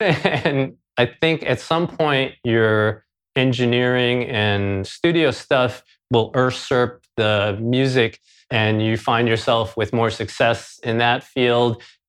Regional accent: New York City, New York, United States; I grew up in Queens, New York City. Beautiful, diverse Queens.

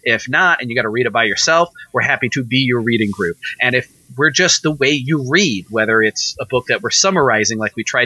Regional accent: Missouri, United States; me and Nathan are from Missouri

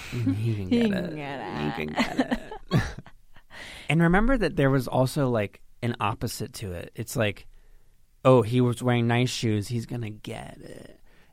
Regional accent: Reno, Nevada, United States; Yes, we are both from Reno

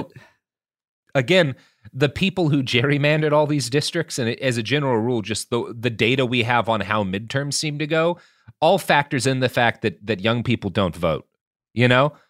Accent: Texas, United States; as a Texan

